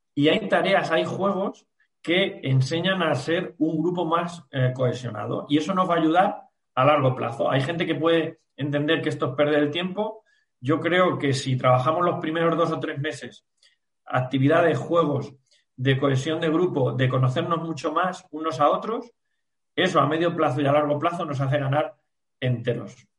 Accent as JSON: {"language": "Spanish", "town": "La Roda", "region": "Castilla-La Mancha", "country": "Spain", "said": "pues yo que soy de la Roda"}